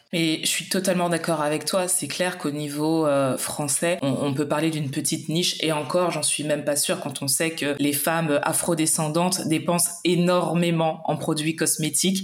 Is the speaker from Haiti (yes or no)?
no; Martinique; je suis originaire de la Martinique